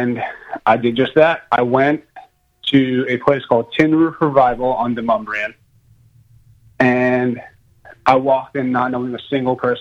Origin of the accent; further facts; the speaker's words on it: New York, United States; now in Nashville, United States; I'm originally from New York